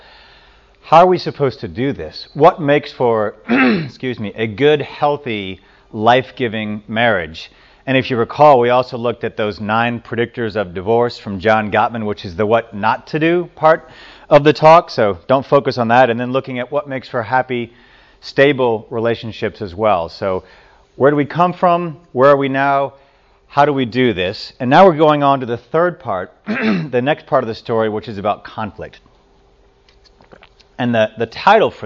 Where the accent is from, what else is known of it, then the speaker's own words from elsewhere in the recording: Louisiana, United States; moved away; I grew up in Louisiana